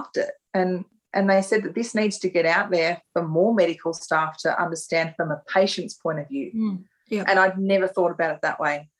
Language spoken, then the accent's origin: English; Ballarat, Victoria, Australia; I live in Ballarat now and my hometown of Ballarat